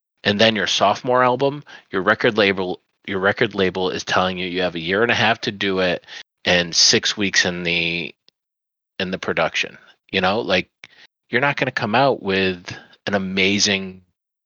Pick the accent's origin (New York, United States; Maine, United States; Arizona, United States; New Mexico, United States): New York, United States; Central; moved away; growing up in Central New York, it was interesting